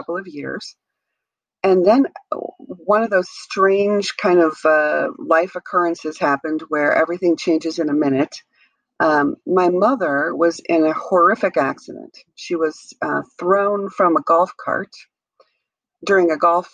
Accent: Wisconsin, United States; I grew up in Wisconsin

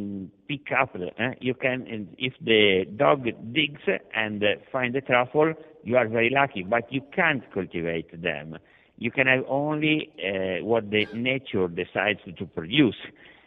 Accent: Italy; Hi, I'm from Italy.

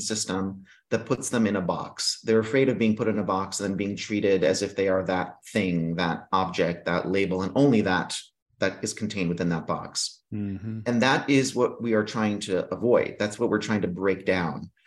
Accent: Greece; moved away; I was raised in Greece

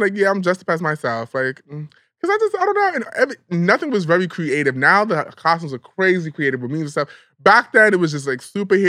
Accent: New York City, New York, United States; now in Los Angeles, United States; I'm from the Bronx

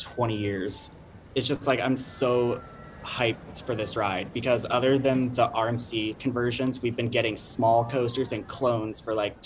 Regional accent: Ennis, Texas, United States; my hometown, Ennis, Texas

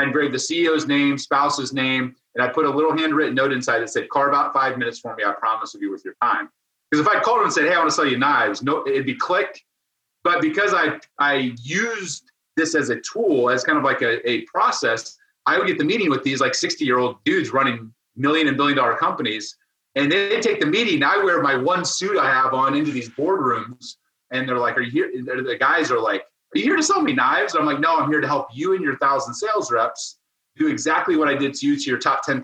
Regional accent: Ohio, United States; I was a farm boy. I grew up in Ohio milking goats every morning

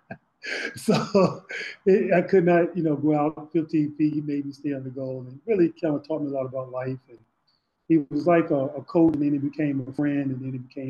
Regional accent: Rocky Mount, North Carolina, United States; moved away as an adult; also born or lived in Maryland / New Jersey / Portland; growing up in Rocky Mount, North Carolina

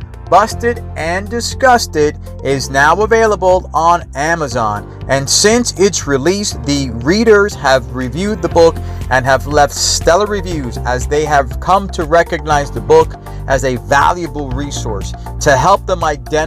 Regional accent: New York, United States; accent: New York; they pick up my New York accent right away

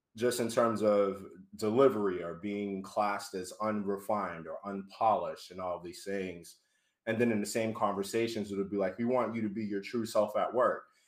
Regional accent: Boston, Massachusetts, United States; moved away as an adult; now in Providence, United States; Born and raised in Boston, Mass. I actually live in Providence now

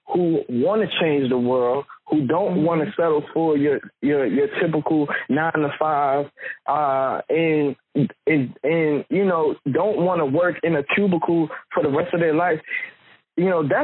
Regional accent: Newport News, Virginia, United States; Newport News, I was born in Newport News

